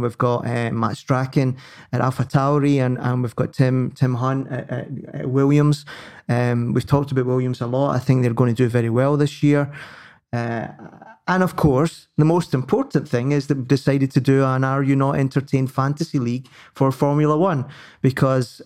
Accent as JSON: {"language": "English", "region": "Scotland", "country": "United Kingdom", "said": "I'm I'm British before I'm Scottish"}